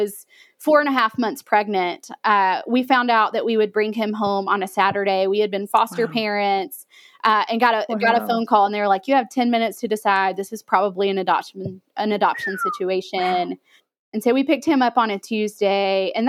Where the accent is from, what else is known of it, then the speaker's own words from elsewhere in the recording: Alabama, United States; Yeah, I grew up in a very small town in Alabama.